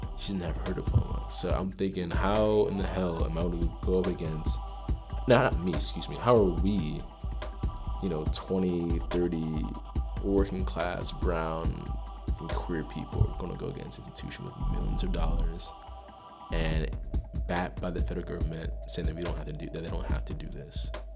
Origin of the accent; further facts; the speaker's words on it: Greer, South Carolina, United States; moved away as an adult; also born or lived in Amsterdam; I'm from, uh, Greer, South Carolina. Raised in Gre-, Greer, South Carolina.